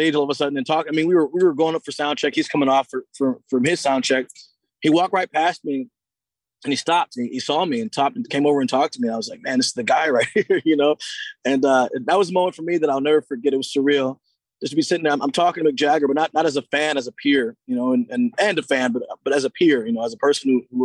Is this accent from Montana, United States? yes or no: no; Seattle, Washington, United States; to be from my hometown